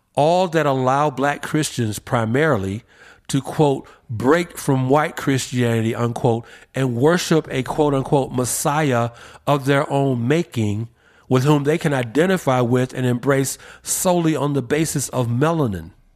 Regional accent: Atlanta, Georgia, United States; Ebenezer Baptist Church in my hometown of Atlanta

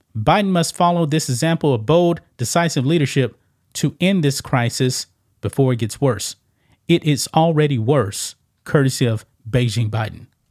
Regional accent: Texas, United States; my home state of Texas

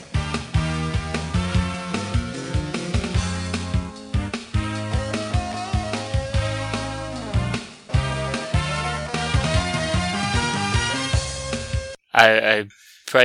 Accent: New Jersey, United States; I grew up a Rangers fan instead of a Devils fan, even though I'm from New Jersey

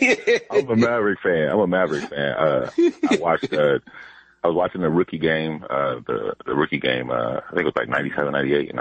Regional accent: Fort Wayne, Indiana, United States; now in California, United States; I grew up in Fort Wayne, Indiana, before I moved to California.

